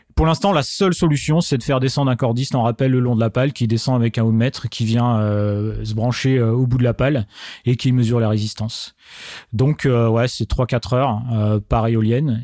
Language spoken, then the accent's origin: French; Marne, Champagne-Ardenne, Grand Est, France; je suis originaire de la Marne donc région Champagne-Ardenne Grand Est